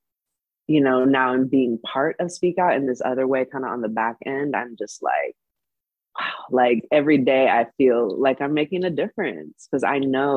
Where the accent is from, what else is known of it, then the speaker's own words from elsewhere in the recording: Bay Area, California, United States; moved away as an adult; also born or lived in Cuba / Los Angeles, United States; grew up in the Bay Area